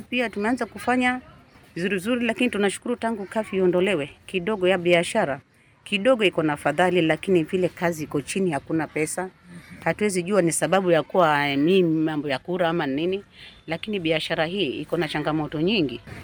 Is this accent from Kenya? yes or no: yes; Mavueni, Kilifi County, Kenya; Mimi ni mzaliwa wa Mavueni